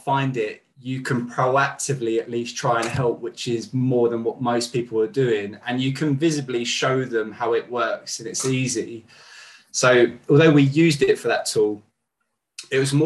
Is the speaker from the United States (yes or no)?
no; Kent, South East England, United Kingdom; also born or lived in Southeast London; I'm from Kent originally